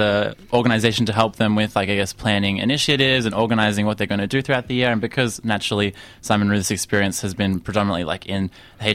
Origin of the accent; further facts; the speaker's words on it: Melbourne, Victoria, Australia; I'm from the Western suburbs